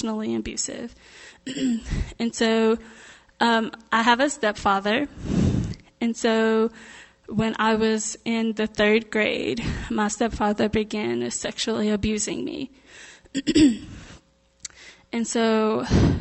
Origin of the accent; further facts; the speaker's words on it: Mexia, Texas, United States; moved away as an adult; also born or lived in Winfield, Kansas; I was raised in Texas, Mejia, Texas